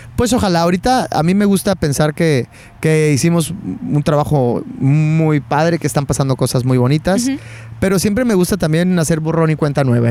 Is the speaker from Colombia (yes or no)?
no; Chihuahua, Mexico; moved away as an adult; also born or lived in Mexico City, Mexico; now in Los Angeles, United States; cuando me vine a, México, de Chihuahua, mi, ciudad natal, a México